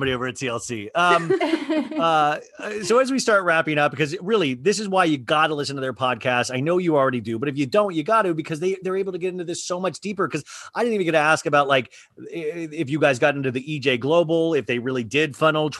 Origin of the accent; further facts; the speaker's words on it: Kansas, United States; I grew up in Kansas, middle class.